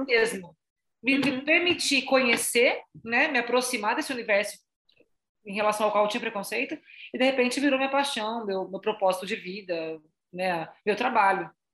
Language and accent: Portuguese; Salto, São Paulo, Brazil; a gente é de Salto, né, a gente tá em Salto, interior de São Paulo